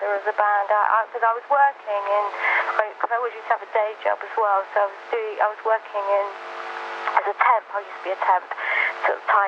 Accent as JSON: {"language": "English", "region": "London", "country": "United Kingdom", "tie": "born or raised there", "said": "I grew up in Brixton."}